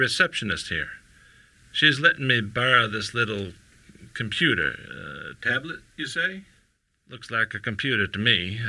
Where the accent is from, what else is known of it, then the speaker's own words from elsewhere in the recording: Tulsa, Oklahoma, United States; I am 97 years old, and I was born and raised in Tulsa.